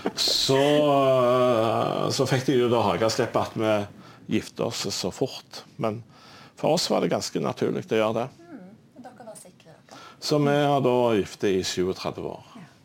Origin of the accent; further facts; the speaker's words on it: Stavanger, Rogaland, Norway; Jeg er jo fra Stavanger